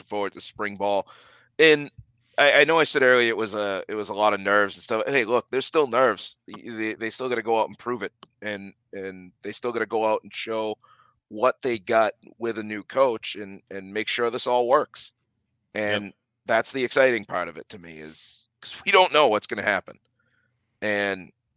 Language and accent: English; Boston, Massachusetts, United States; accent: Boston; one of our Boston guys is our head coach. I just slipped my accent there